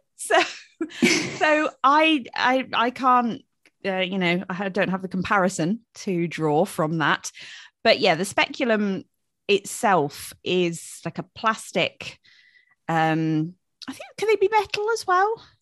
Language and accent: English; United Kingdom; we're British